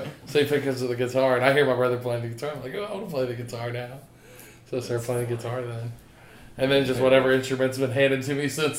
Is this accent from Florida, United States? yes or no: yes; Molino, Florida, United States; Yeah, I'm from Molino